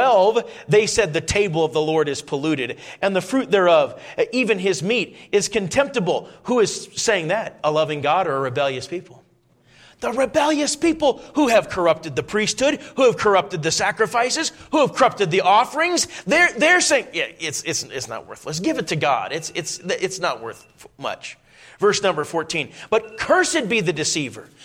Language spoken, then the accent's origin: English; Minnesota, United States; moved away; I grew up in Minnesota